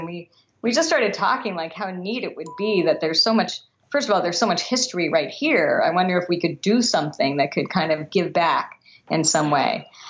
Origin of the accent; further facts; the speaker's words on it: Los Angeles, California, United States; I grew up in Sherman Oaks